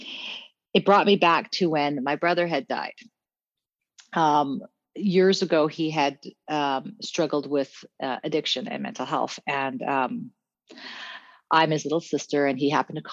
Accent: Cape Town, Western Cape, South Africa; now in British Columbia, Canada; I'm a West Coast BC girl, but originally I'm from Cape Town, South Africa. And so I grew up, I'm a colored woman

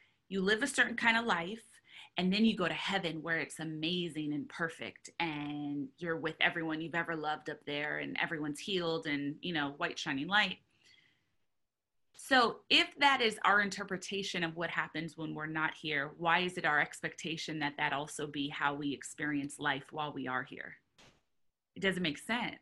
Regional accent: Southern California, United States; I grew up in Southern California, and I grew up in a lot of places all over Southern California

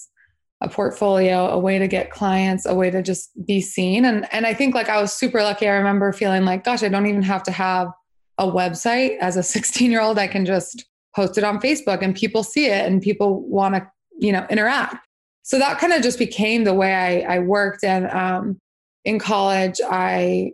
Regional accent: Salt Lake City, Utah, United States; I grew up in Salt Lake City, Utah.

